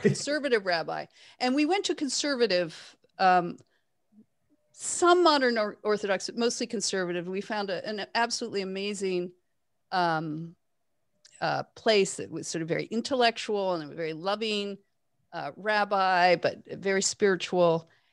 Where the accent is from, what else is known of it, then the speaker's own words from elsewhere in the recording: Toronto, Ontario, Canada; I grew up in Toronto